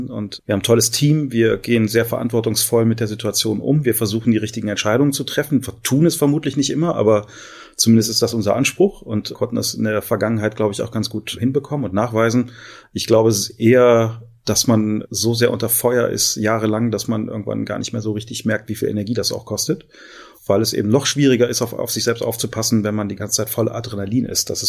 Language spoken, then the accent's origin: German; Düsseldorf, North Rhine-Westphalia, Germany; Also ich bin gebürtiger Düsseldorfer, habe hier auch fast immer gelebt und bin hier einfach auch sehr glücklich.